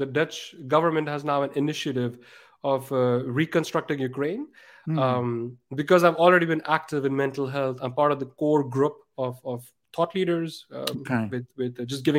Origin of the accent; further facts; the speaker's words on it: Pakistan; And I'm from Pakistan. I also want to do things there.